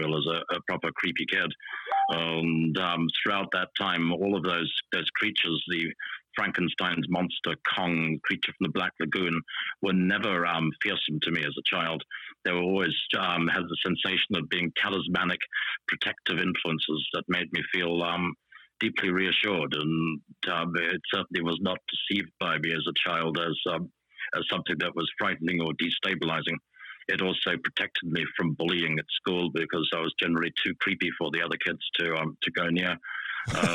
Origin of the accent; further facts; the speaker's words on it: South Africa; I was growing up in South Africa.